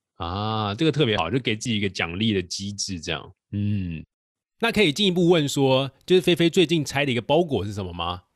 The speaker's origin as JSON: {"language": "Chinese", "country": "Taiwan", "accent": "Taiwanese", "said": "我们台湾口音"}